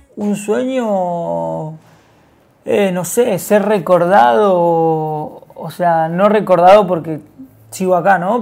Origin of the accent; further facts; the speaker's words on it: González Catán, Buenos Aires Province, Argentina; Yo vengo de González Catán, Villa un barrio acá de Buenos Aires